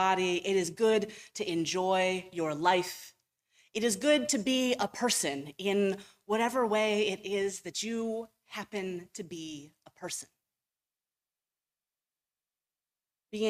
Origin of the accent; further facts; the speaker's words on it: Cleveland, Ohio, United States; I grew up in Ohio. I grew up in Cleveland